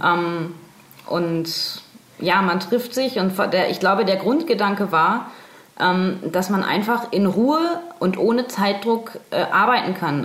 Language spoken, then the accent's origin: German; Bremen, Germany; accent: Hochdeutsch; moved away as an adult; now in Nuremberg, Germany; Ich komme aus Bremen. Ich wohne erst seit zwei Jahren in Nürnberg.